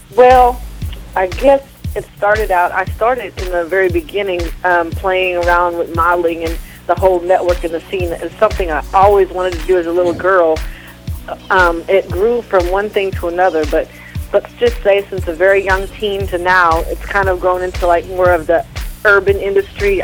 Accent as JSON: {"language": "English", "region": "Missouri", "country": "United States", "tie": "born or raised there", "also_born_or_lived": "Tacoma, Washington / Oklahoma", "moved": "yes", "said": "I grew up in like Missouri"}